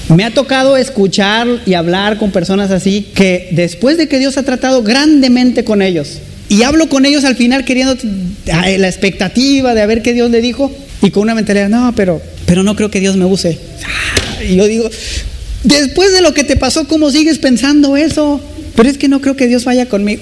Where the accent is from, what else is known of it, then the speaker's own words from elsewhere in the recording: Mexico; como mexicanos